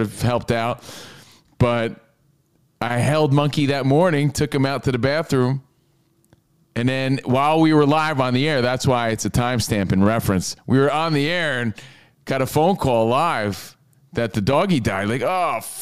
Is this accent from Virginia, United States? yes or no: no; New Jersey, United States; I'm from Jersey